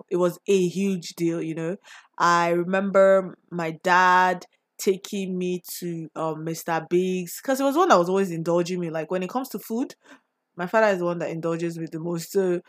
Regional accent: Nigeria; So my favorite drink growing up in Nigeria.

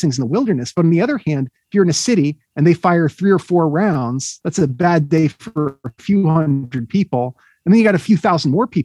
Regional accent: United States; as an American

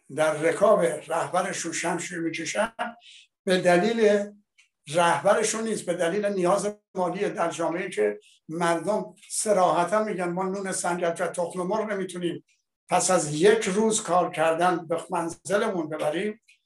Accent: Iran; ما ایرانی هستیم

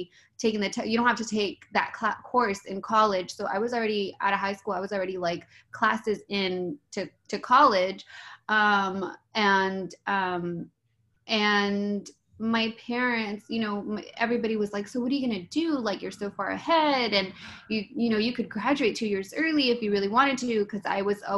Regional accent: San Bernardino, California, United States; also born or lived in West Covina; now in Los Angeles, United States; I was born and raised in San Bernardino up until I was like 22

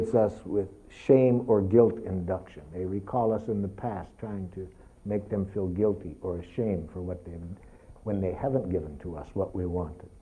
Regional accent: Detroit, Michigan, United States; I was raised in Detroit

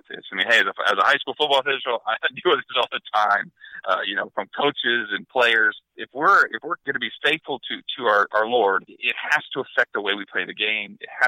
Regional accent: Northern Ohio, United States; So I grew up in Northern Ohio

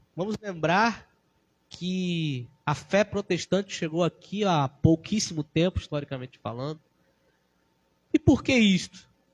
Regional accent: Brazil; nós cristãos sabemos que somos brasileiros

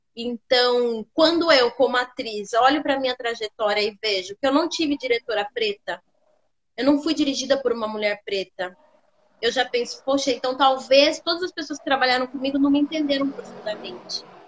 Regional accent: Sorocaba, São Paulo, Brazil; Eu sou de Sorocaba, interior de São Paulo

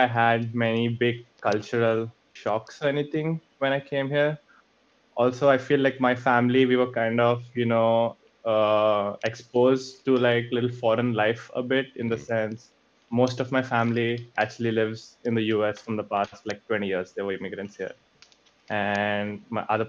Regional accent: India; moved away as an adult; now in United States; I lived my whole life in India. I came here when I was around 22 years old to do my master's

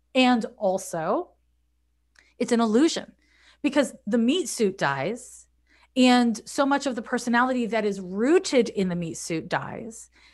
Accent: Montreal, Quebec, Canada; moved away as an adult; also born or lived in San Francisco; now in United States; I'm from Montreal, Quebec

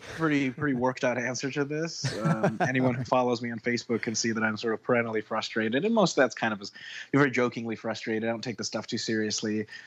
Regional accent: Detroit, Michigan, United States; also born or lived in Moscow, Russia; I was born in Moscow, Russia in 1984, and my family moved to the United States, to Detroit, Michigan, in 1991. So I was there for 7 years.

